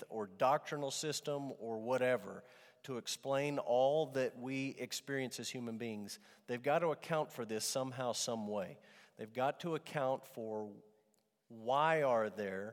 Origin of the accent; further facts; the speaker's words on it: Amarillo, Texas, United States; growing up in Amarillo Trinity Baptist Church